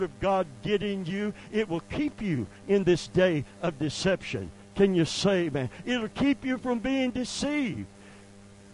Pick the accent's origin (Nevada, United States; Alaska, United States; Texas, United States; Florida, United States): Florida, United States; Seffner; I lived right at the corner where the Hardee's is. That's where I grew up